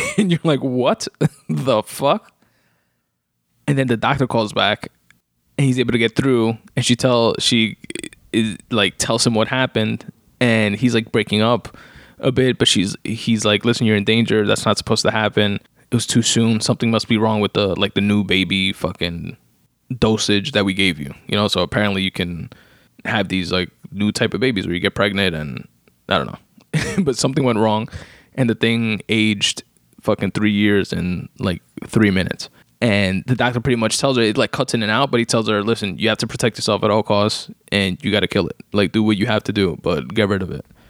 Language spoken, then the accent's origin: English; United States; being American and being here in the U S